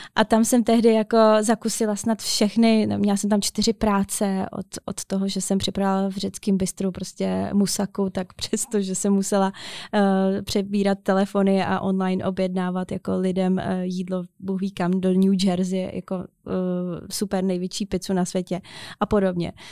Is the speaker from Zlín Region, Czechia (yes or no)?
yes; Otrokovice, Zlín Region, Czechia; jsem jakoby ze Zlína, z Otrokovic